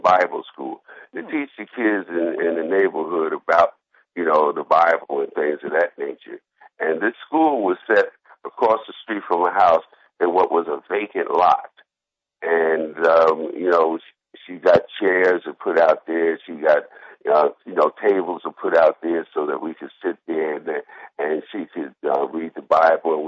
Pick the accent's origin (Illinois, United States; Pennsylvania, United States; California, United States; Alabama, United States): Pennsylvania, United States; Philadelphia; growing up in Philadelphia, there was a lady who lived on my block.